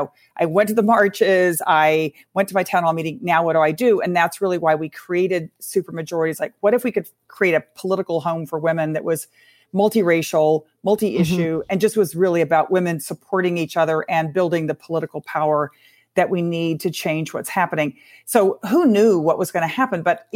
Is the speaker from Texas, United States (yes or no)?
yes; Texas, United States; I come from Texas